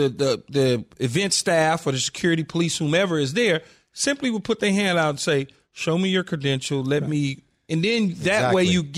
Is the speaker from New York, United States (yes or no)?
no; Los Angeles, California, United States; growing up in South Central L.A. and just seeing things firsthand